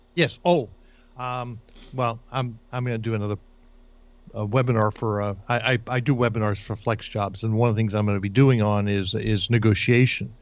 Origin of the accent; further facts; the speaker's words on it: New Jersey, United States; moved away; I grew up in New Jersey in an entirely Jewish community